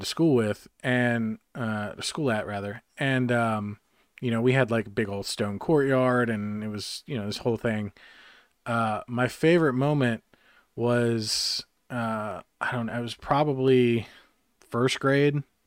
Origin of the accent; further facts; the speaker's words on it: Harrisburg, North Carolina, United States; my hometown of Harrisburg, North Carolina, in the middle of podunk nowhere